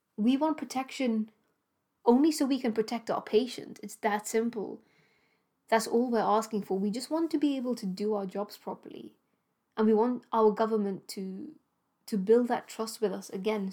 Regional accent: Gibraltar; now in United Kingdom; my home country, Gibraltar

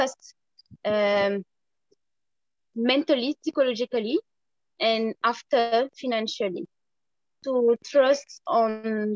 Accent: Senegal; I am from Senegal. I born in Senegal. I grow in Senegal

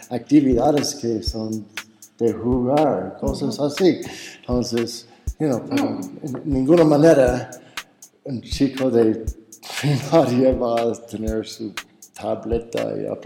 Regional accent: Cañada de Alférez, State of Mexico, Mexico; en Cañada de Alférez, en mi pueblito, um, abrí otra vez las puertas

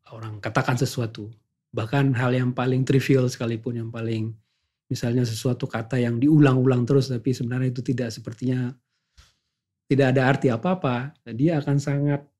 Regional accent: Aceh, Indonesia; karena saya datang dari Indonesia

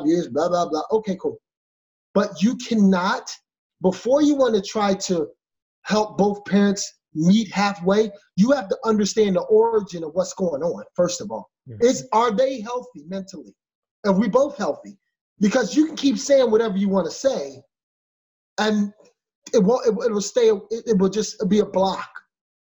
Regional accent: Philadelphia, Pennsylvania, United States; I'm from Philadelphia. I'm a city kid.

